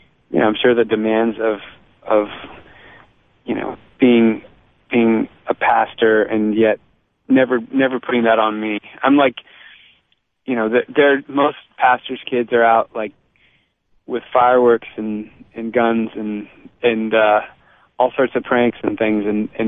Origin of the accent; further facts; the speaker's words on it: California, United States; also born or lived in Boston, United States / Virginia, United States; So I was born in California, lived there for 5 years, then moved to Boston for 7 years and moved to Virginia for 4 years, then moved back to California, and then that kind of California always felt like home